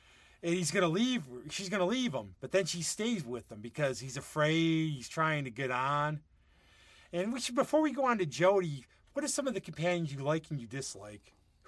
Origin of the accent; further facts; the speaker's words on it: United States; I'm American.